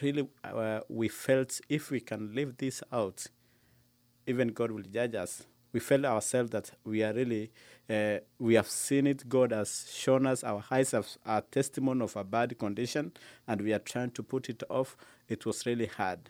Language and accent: English; Lodwar, Turkana County, Kenya; I was born in Lodoar